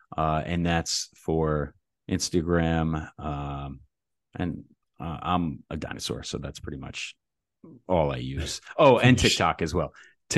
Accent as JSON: {"language": "English", "region": "New Jersey", "country": "United States", "said": "I'm from Jersey, man."}